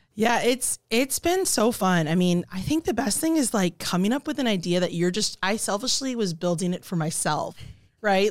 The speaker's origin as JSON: {"language": "English", "town": "Kailua", "region": "Hawaii", "country": "United States", "moved": "as an adult", "lives_now": "Omaha, United States", "said": "I'm originally from Kailua, Hawaii"}